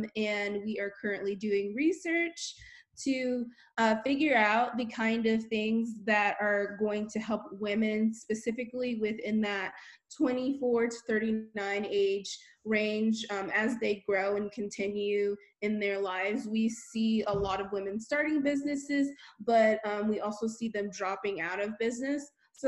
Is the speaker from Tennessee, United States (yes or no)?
no; Honolulu, Hawaii, United States; born there; Also, I'm a military brat. I've been all over the world. I was born in Honolulu, Hawaii, and have been skipping all over the place since then.